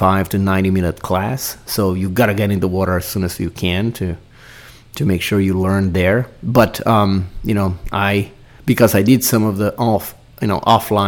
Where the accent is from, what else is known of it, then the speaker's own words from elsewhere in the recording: Brazil; moved away; growing up in Brazil, going to the beach many times